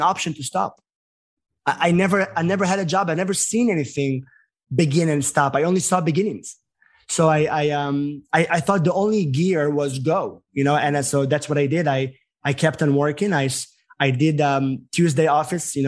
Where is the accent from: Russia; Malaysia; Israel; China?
Israel; moved away as an adult; also born or lived in New York; now in United States; as an American being from Israel